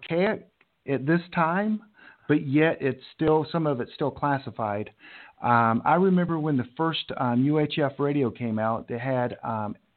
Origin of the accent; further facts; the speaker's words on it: Charlotte, North Carolina, United States; my hometown, Charlotte